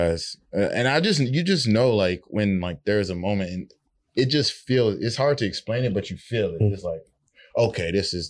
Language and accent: English; New Orleans, Louisiana, United States; I'm from New Orleans originally.